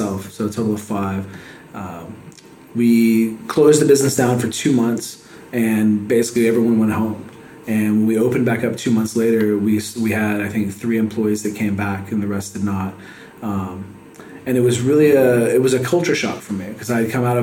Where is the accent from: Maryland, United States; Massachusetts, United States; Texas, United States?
Texas, United States; San Antonio; also born or lived in California / Oregon / Salem, Oregon / Medford, Oregon; now in Waco, United States; I grew up in San Antonio